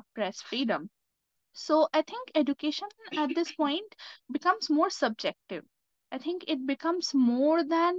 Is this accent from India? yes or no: yes; India; now in Delhi, India; I am from India.